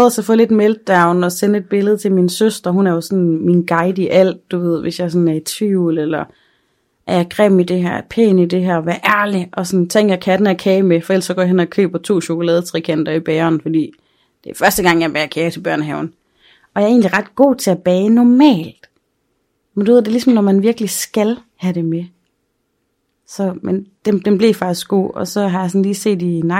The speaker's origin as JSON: {"language": "Danish", "town": "Aarhus", "region": "Central Denmark Region", "country": "Denmark", "moved": "yes", "lives_now": "Aalborg, Denmark"}